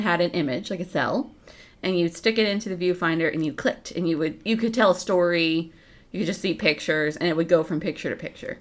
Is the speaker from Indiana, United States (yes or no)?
yes; Indiana, United States; I grew up in Indiana